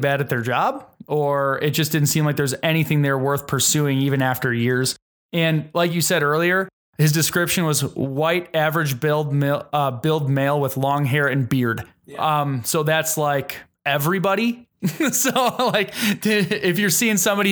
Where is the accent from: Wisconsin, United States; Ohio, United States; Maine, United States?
Wisconsin, United States; We're from Wisconsin